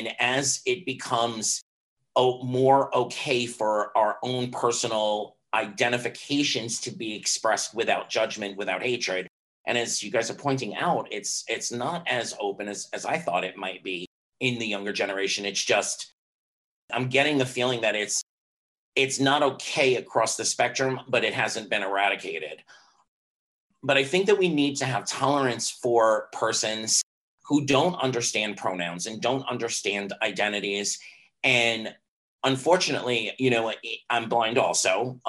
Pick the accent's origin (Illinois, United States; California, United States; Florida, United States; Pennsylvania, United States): Florida, United States; Miami; like the beer, not the virus. I am from Miami, Florida